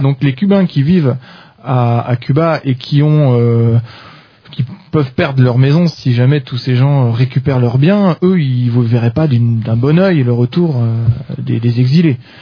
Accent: France; quand on est français

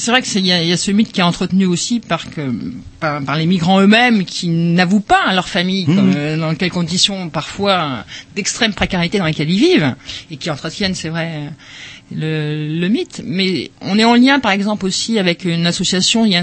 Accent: France; enfin en tant que en tant que français enfin d'européens

